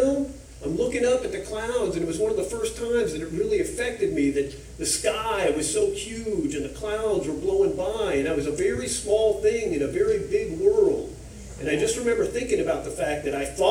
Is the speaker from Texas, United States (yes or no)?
yes; Duncanville, Texas, United States; moved away as an adult; now in Memphis area, United States; I grew up in a small horse ranch town called Duncanville outside of Dallas